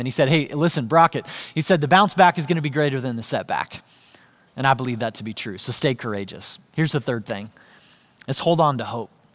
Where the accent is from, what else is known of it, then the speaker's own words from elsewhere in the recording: Joplin, Missouri, United States; Joplin, Missouri, which is where I grew up.